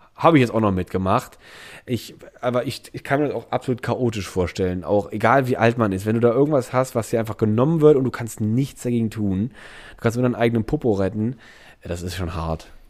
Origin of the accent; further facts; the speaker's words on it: Andernach area, Rhineland-Palatinate, Germany; moved away; Ich komme aus der Ecke